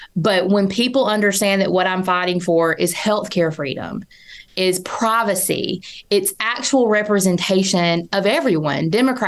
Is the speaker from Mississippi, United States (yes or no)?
yes; Mississippi, United States; And to be a lifelong Mississippian and to be given the opportunity to run for statewide office in my home state